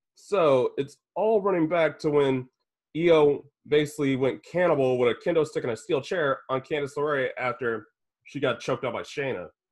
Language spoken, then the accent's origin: English; Indianapolis, Indiana, United States; I'm from Indy